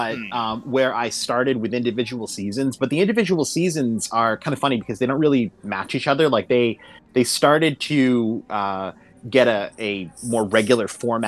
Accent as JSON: {"language": "English", "town": "Boston", "region": "Massachusetts", "country": "United States", "said": "I'm from Boston"}